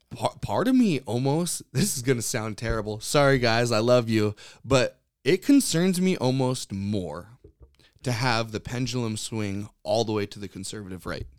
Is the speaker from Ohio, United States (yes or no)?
no; Western Washington, United States; also born or lived in Norway (ancestry); my family has been in this area